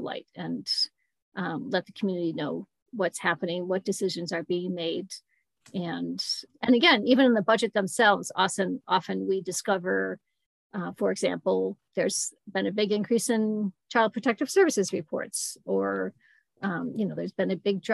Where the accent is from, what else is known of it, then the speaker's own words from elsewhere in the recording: Mendon, New York, United States; also born or lived in Buffalo / Scottsville; I grew up in the Rochester area in Mendon and lived here pretty much my whole life except for college and 1 year in Buffalo